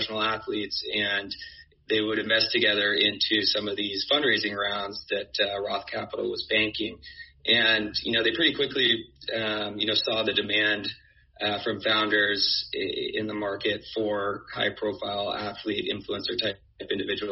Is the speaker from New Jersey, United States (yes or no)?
no; Bay Area, California, United States; moved away as an adult; also born or lived in New York; I grew up in the Bay Area, went to college on the East Coast, and ended up in New York